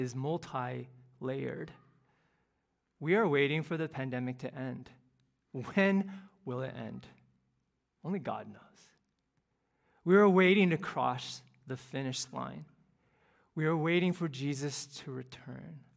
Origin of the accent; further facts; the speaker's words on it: Cleveland, Ohio, United States; now in Houston, United States; the youth group that I grew up in Cleveland